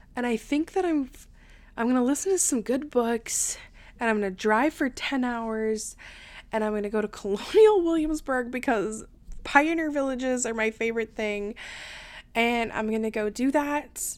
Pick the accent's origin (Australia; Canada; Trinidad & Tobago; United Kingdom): Canada; I'm Canadian